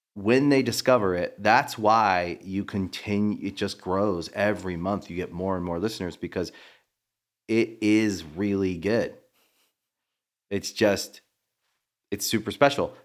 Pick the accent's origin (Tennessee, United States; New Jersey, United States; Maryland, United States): Maryland, United States; moved away; We're both from Maryland